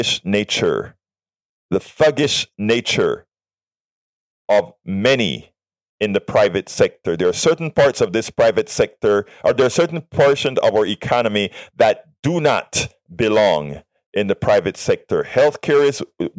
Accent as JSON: {"language": "English", "country": "Panama", "moved": "yes", "lives_now": "United States", "said": "yo soy panameño también"}